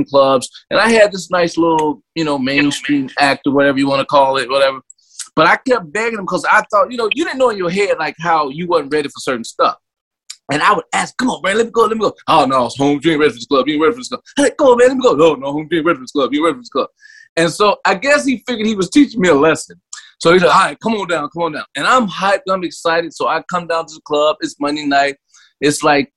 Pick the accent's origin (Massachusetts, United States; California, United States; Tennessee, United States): Tennessee, United States; moved away as an adult; also born or lived in North Carolina / Chicago; I'm from Tennessee and I was in grad school in North Carolina